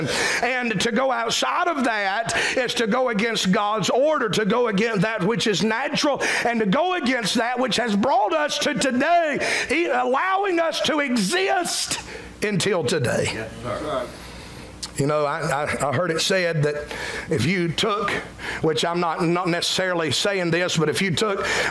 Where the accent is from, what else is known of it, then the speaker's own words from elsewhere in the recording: South Carolina, United States; identify us not just as Americans but as South Carolinians